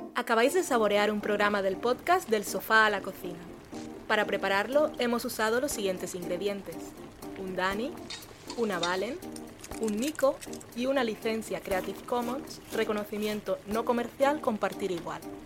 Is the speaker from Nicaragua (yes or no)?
no; Barranquilla, Atlántico, Colombia; moved away; yo soy de Barranquilla